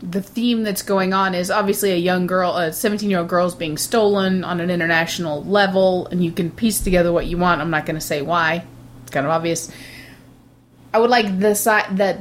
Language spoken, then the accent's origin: English; United States; I'm an American